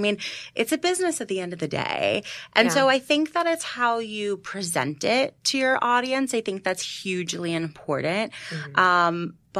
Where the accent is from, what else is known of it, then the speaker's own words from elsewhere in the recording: New York, United States; And I am a New Yorker and I'm busy